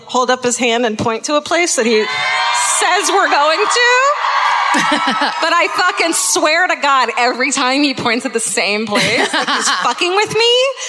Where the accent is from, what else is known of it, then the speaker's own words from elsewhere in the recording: Southern California, United States; I'm from Southern California.